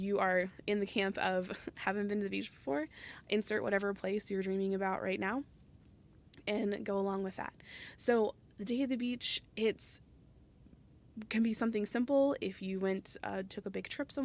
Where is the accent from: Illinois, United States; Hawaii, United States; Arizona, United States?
Arizona, United States; Phoenix; moved away; I'm originally from Phoenix